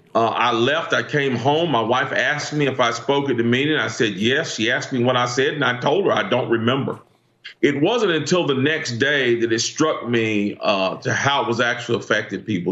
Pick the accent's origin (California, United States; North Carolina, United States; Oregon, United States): North Carolina, United States; Greensboro; my hometown uh, city council, Greensboro, North Carolina